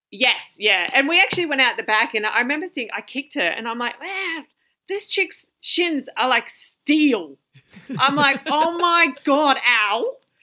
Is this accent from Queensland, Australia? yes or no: no; Wagga Wagga, New South Wales, Australia; now in Central Coast, Australia; I'm actually from Wagga